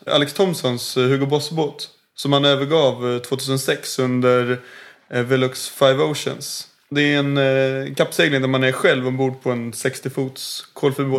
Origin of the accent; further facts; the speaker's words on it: Stockholm, Stockholm County, Sweden; Född och uppväxt i Stockholm.